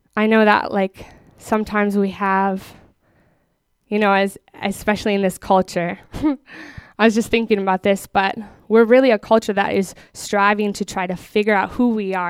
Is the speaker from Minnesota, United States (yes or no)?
yes; Minneapolis, Minnesota, United States; moved away as an adult; now in Texas, United States; I grew up in Minneapolis